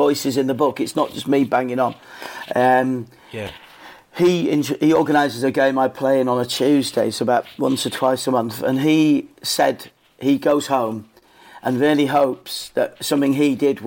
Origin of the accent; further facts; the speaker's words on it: Leeds, Yorkshire and the Humber, United Kingdom; I grew up in Leeds